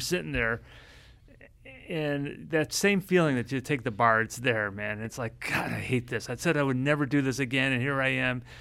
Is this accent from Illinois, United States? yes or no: yes; Chicago, Illinois, United States; I've come from the, the big city of Chicago